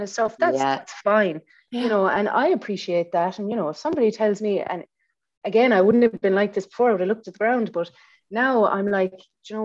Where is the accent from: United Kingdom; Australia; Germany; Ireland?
Ireland; we're Irish